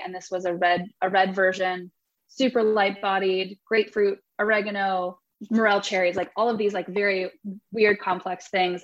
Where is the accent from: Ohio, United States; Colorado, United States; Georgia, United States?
Ohio, United States; Dayton; moved away as an adult; also born or lived in Texas; came back to Ohio to be a part of uh, Tender Mercy and Sueño and whatever else is is on the horizon from there. Coming back to Ohio was was an interesting decision. It's my hometown and Dayton specifically